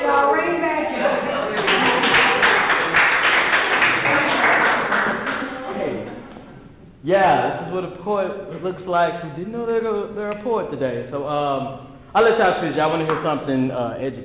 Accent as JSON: {"language": "English", "town": "Dallas", "region": "Texas", "country": "United States", "said": "I'm from Oak Cliff, Texas"}